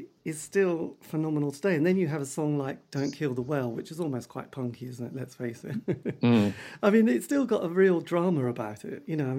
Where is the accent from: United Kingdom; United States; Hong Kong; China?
United Kingdom; East Anglia, East of England; because I come from the East Anglian region